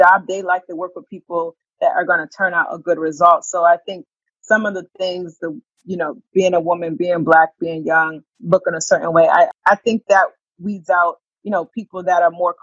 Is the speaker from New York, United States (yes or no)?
no; Springfield, Massachusetts, United States; moved away as an adult; also born or lived in Washington, District of Columbia, United States; I grew up in Springfield, Massachusetts